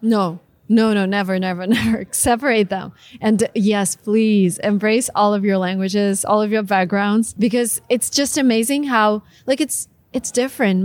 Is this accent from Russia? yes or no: yes; Russia; moved away as an adult; I'm Russian, was born and raised in Russia